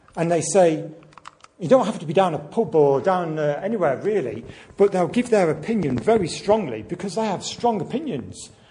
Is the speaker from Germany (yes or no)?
no; Nuneaton, West Midlands, United Kingdom; Where are you from? I'll say, Nuneaton.